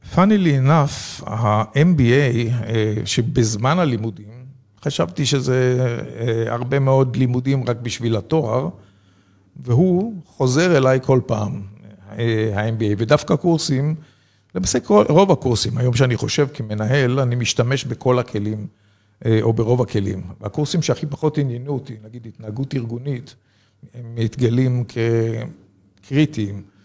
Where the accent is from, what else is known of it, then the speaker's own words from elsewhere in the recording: Israel; also born or lived in a kibbutz (Israel); נולדתי בקיבוץ, גדלתי במושב